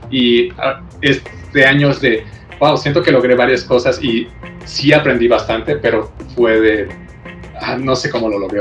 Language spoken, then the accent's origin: Spanish; Mexico; como mexicanos